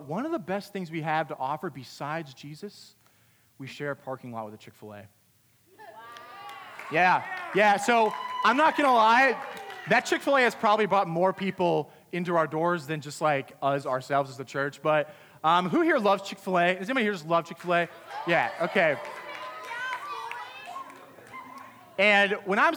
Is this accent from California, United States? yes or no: no; Pennsylvania, United States; I grew up in Pennsylvania.